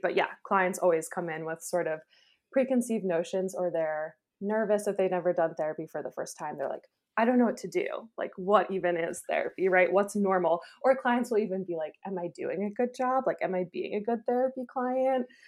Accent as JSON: {"language": "English", "region": "New York", "country": "United States", "also_born_or_lived": "Pennsylvania / Chicago / Philadelphia", "moved": "yes", "lives_now": "Texas, United States", "said": "I'm originally from New York State, but I've lived in Pennsylvania, Chicago, Philadelphia, and now I live in Texas"}